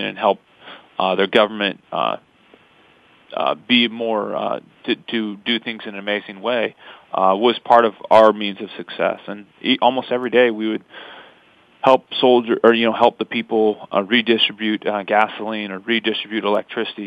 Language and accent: English; Pasco, Washington, United States; We're from Pasco, Washington. She was born and raised, and I moved there at the end of my fifth grade year